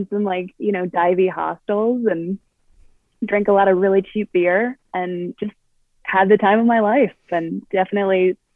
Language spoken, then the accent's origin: English; Colorado, United States; I'm from Colorado